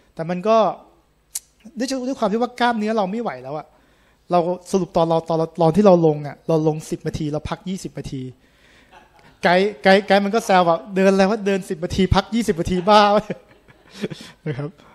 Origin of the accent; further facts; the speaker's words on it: Thailand; ผมเป็นคนไทยแท้ๆ